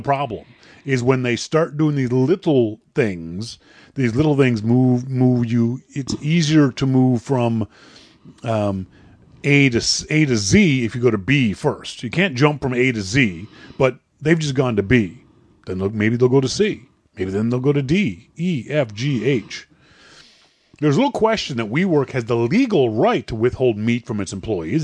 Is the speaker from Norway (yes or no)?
no; Halifax, Nova Scotia, Canada; now in Vancouver, Canada; Halifax is my first, my hometown